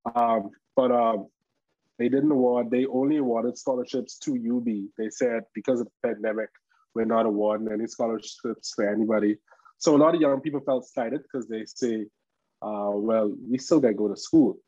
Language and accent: English; Bahamas